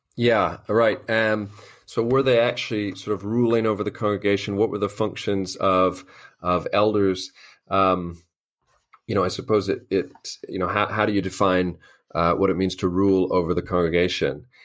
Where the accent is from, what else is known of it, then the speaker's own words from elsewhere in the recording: Los Angeles, California, United States; moved away as an adult; also born or lived in Albany, Georgia / Northern Ireland; now in London, United Kingdom; I'm from Los Angeles, California originally